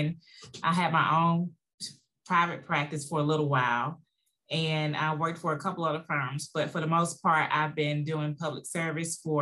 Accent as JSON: {"language": "English", "town": "West Point", "region": "Mississippi", "country": "United States", "tie": "born or raised there", "also_born_or_lived": "Columbus, Mississippi / Jackson, Mississippi", "said": "I am a native of West Point, Mississippi. I was born and raised in West Point"}